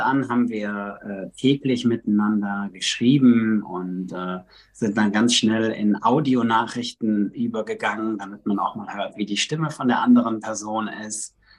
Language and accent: German; Recklinghausen, North Rhine-Westphalia, Germany; moved away as an adult; also born or lived in Netherlands / Miami / South America; now in Los Angeles, United States; Ich komme eigentlich aus dem Ruhrgebiet, aus Recklinghausen